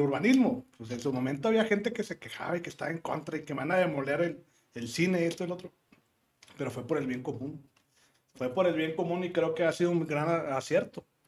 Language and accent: Spanish; Monterrey, Nuevo León, Mexico; also born or lived in Texas, United States / California, United States; nosotros los que somos regiomontanos